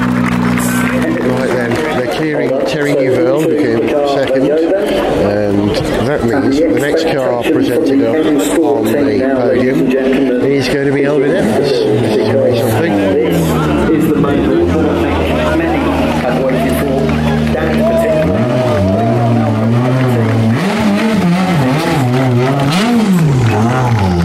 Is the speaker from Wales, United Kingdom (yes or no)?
yes; Wales, United Kingdom; as a Welshman